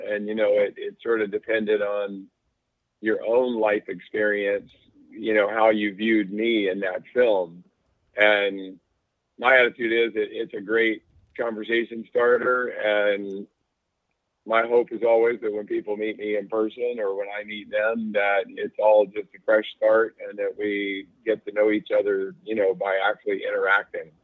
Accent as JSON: {"language": "English", "region": "North Carolina", "country": "United States", "tie": "born or raised there", "said": "I grew up in North Carolina"}